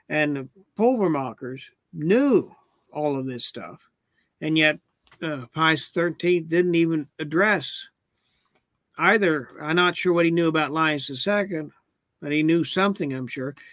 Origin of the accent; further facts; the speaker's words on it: Oklahoma City, Oklahoma, United States; I made my first communion St. Eugene's in Oklahoma City.